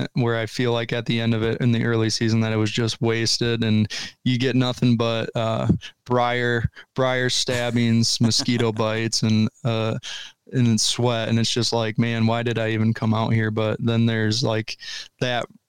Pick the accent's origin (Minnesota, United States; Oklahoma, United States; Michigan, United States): Michigan, United States; moved away as an adult; now in Ohio, United States; where I grew up in Michigan